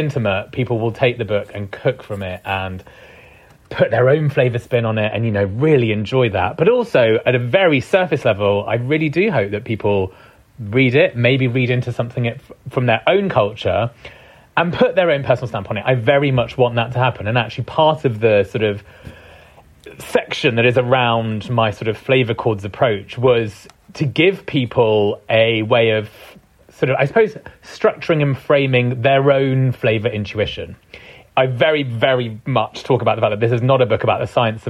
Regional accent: United Kingdom; first language Punjabi; also born or lived in East London; I was born here

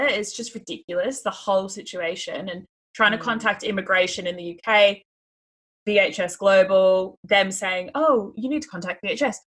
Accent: Australia; moved away as an adult; now in United Kingdom; being an Australian

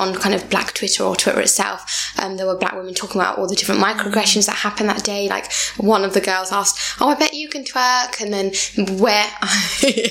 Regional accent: England, United Kingdom; when I don't open my mouth, they think I'm not even from England

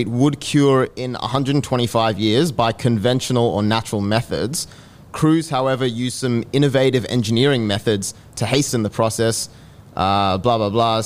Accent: Australia; I'm from Australia

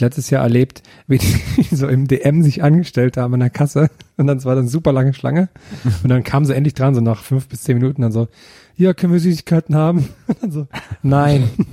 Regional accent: near the Storck works in the East, East Germany, Germany; Ich bin ja unweit der Storkwerke im Osten groß geworden

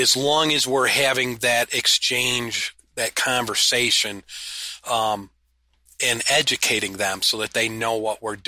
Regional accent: upstate New York, United States; we're from upstate New York

